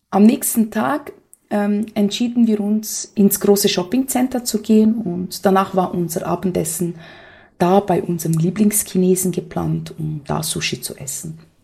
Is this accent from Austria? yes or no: no; Brazil; moved away; für mich als Brasilianerin